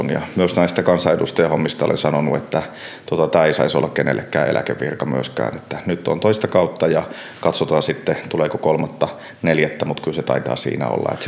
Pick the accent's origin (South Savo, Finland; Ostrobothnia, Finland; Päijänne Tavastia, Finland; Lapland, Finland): Lapland, Finland; Kyllä, ihan ehdottomasti olen lappilainen, joka käy Helsingissä töissä.